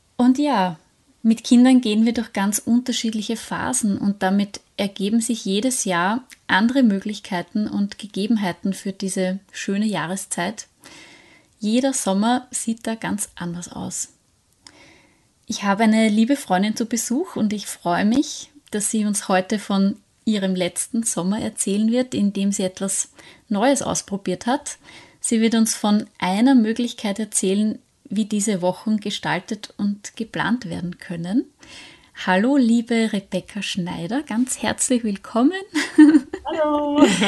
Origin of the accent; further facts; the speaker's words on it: Austria; bei uns in Österreich